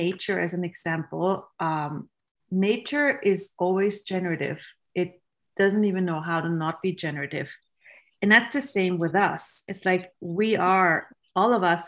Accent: Austria; I grew up in Austria, which is a country where you learn to be very efficient and very judgmental

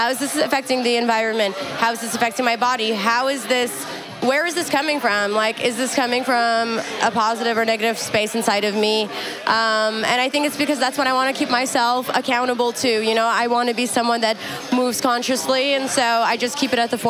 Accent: Afghanistan; You know, I'm from Afghanistan. Like it's in my blood to want to show up and.

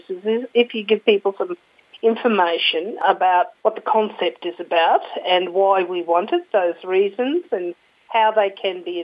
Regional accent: Queensland, Australia; as a Queenslander

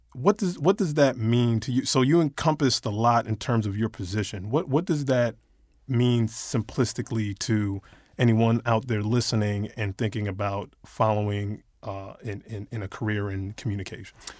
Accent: New York, United States; moved away; I, I'm originally from New York

